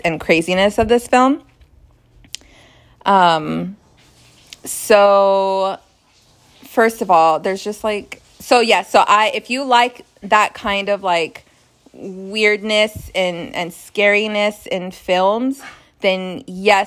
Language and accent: English; United States; as an American